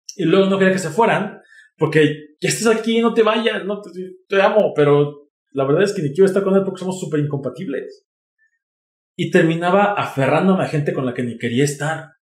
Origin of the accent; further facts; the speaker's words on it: Mexico; soy mexicano